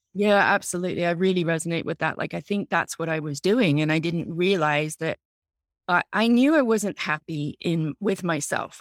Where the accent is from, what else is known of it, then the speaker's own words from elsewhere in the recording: England, United Kingdom; moved away as an adult; now in United States; I'm originally from England. I came over here to America as a student in my early twenties